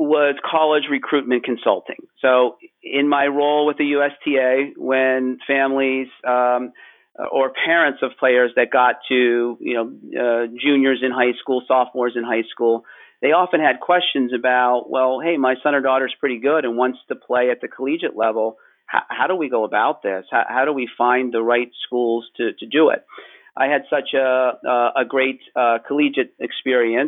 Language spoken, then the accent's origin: English; Pittsburgh, Pennsylvania, United States; I grew up in Pittsburgh, Pennsylvania